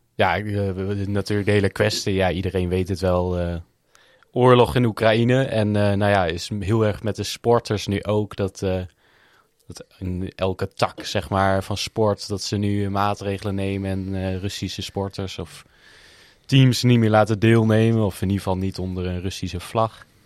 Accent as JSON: {"language": "Dutch", "country": "Netherlands", "said": "wij als Nederlanders"}